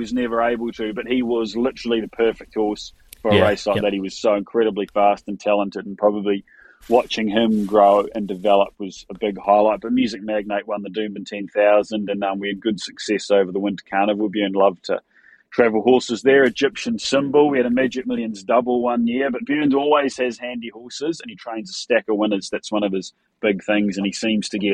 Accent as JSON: {"language": "English", "country": "New Zealand", "tie": "born or raised there", "moved": "as an adult", "lives_now": "Australia", "said": "I grew up in New Zealand"}